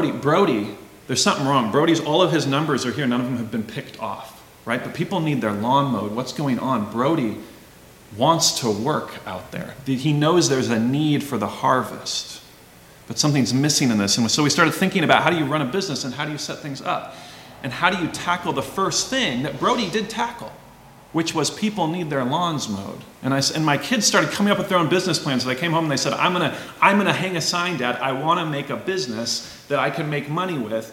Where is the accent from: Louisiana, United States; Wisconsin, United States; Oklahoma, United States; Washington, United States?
Washington, United States; Walla Walla; I grew up in Walla Walla, Southeast Washington